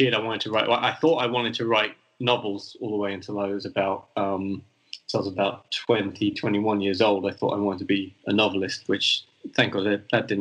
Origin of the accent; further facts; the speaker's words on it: London, United Kingdom; moved away as an adult; also born or lived in County Mayo, Ireland; now in Madrid, Spain; I grew up in London